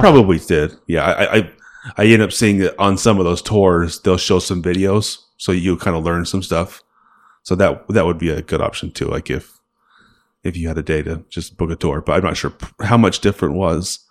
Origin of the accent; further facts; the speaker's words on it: Salt Lake City, Utah, United States; we're from Salt Lake.